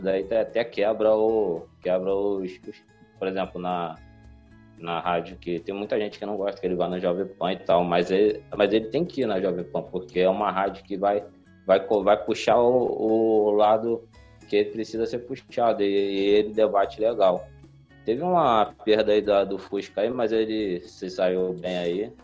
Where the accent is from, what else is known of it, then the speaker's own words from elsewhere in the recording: Nova Iguaçu, Rio de Janeiro, Brazil; sou de Nova Iguaçu, Rio de Janeiro